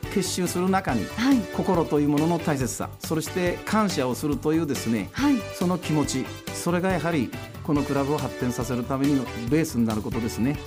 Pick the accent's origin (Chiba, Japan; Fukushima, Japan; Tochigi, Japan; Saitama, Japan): Tochigi, Japan; Utsunomiya; moved away as an adult; also born or lived in Tosu, Saga; 宇都宮で生まれて、はい、宇都宮で育ててもらいました